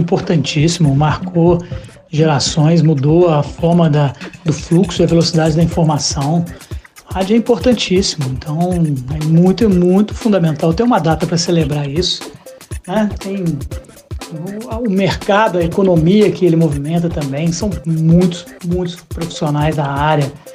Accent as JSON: {"language": "Portuguese", "town": "Caxambu", "region": "Minas Gerais", "country": "Brazil", "tie": "born or raised there", "also_born_or_lived": "Juiz de Fora", "moved": "yes", "said": "lá em Caxambu, minha cidade natal"}